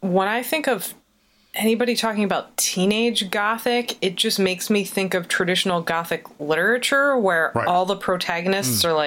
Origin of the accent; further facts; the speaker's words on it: outside of Philadelphia, Pennsylvania, United States; growing up outside of Philadelphia